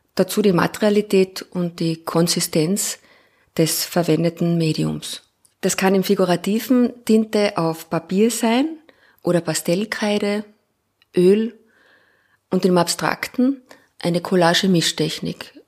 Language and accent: German; Klagenfurt, Carinthia, Austria; also born or lived in Graz / Linz / Innsbruck; now in Vienna, Austria; Ich bin in Klagenfurt geboren, habe in Graz studiert